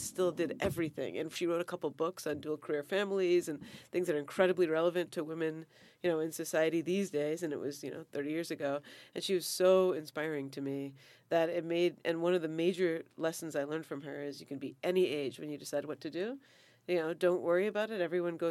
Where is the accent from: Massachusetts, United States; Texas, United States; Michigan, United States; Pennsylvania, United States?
Massachusetts, United States; Foxborough; moved away as an adult; now in Santa Barbara, United States; I grew up in Foxborough, Massachusetts, which was 99%, 99.99% probably white